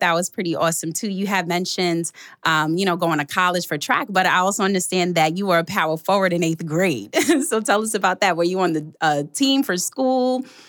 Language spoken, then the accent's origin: English; New York City, New York, United States; I grew up in Queens, right? And Queens, like when you think of New York City, Queens is kind of like the suburban part.